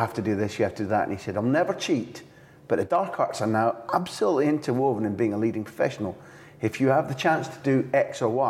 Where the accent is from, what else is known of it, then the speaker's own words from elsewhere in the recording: Scotland, United Kingdom; as a Scot